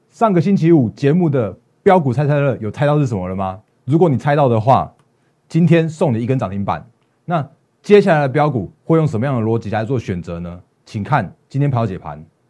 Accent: Taiwan; 我们台湾这边

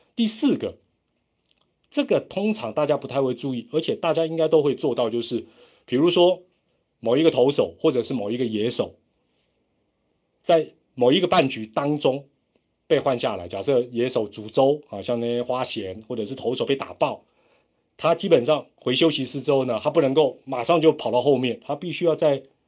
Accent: Taiwan; 我们台湾人不管

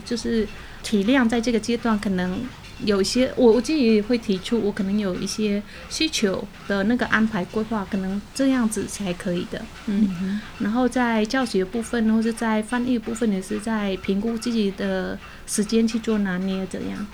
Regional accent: Cambodia; Chinese is a second language; now in Taiwan; 因为柬埔寨算是佛教国家， 嗯是 然后因为我们在那边都是会跟长辈们每个节日都会一起过这样子，

